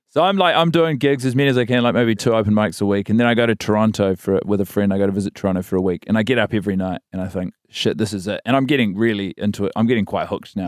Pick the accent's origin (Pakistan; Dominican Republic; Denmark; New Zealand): New Zealand; Christchurch, Canterbury; moved away as an adult; also born or lived in Wellington / Sydney; And then I spend my entire schooling years in Christchurch, so from sort of four to eighteen